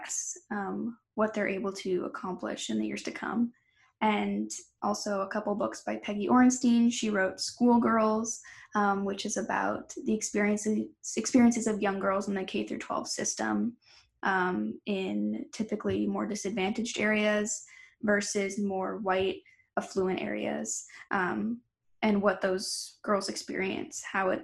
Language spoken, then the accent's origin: English; Milford, New Hampshire, United States; I'm from Milford, New Hampshire. We had a lot of students in my high school